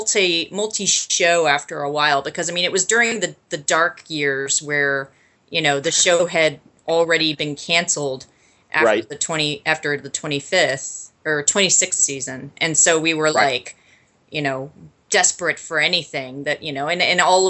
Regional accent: Midwest, United States; growing up in the Midwest

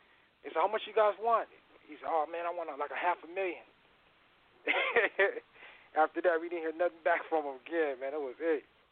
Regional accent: Riverside, California, United States; Yeah, I grew up with Rodney on Riverside, Riverside, California.

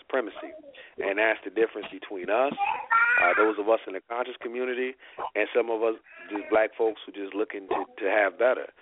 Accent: South Bend, Indiana, United States; I'm from South Bend

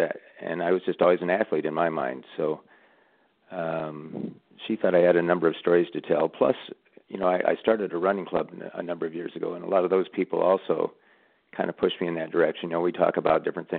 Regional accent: Burlington, Iowa, United States; I'm from Iowa, by the way, southeast Iowa. Burlington is the town I'm from. And at that time, we lived in a little, not really a suburb, but a town kind of connected to Burlington, West Burlington, Iowa.

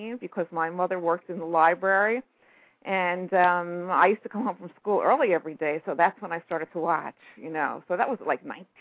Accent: New York City, New York, United States; also born or lived in Brooklyn; I was born in Brooklyn, and I grew up in Queens

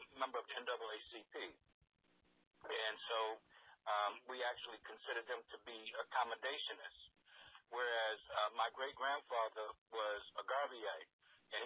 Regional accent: New York, United States; moved away as an adult; also born or lived in St. Thomas, Virgin Islands / San Francisco; I grew up on 118th Street and Lenox Avenue

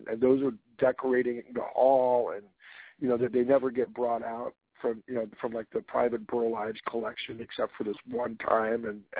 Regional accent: East Coast, United States; also born or lived in Washington State; now in Washington, United States; I'm from the East Coast

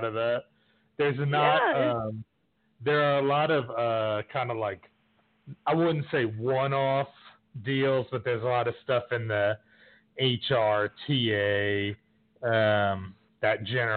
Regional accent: New York City, New York, United States; now in Texas, United States; I grew up in New York City, but I've lived in a bunch of different places. I've been in Texas probably, like, 4 or 5 years now

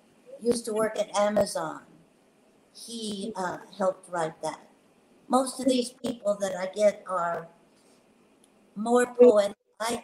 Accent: West Coast, United States; I come from the West Coast, and I'm so upset.

